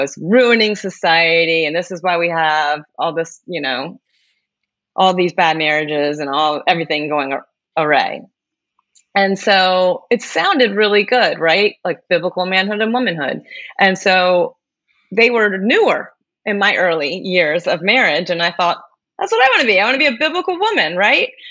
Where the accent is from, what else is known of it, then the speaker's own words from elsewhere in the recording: Maryland, United States; I am from Maryland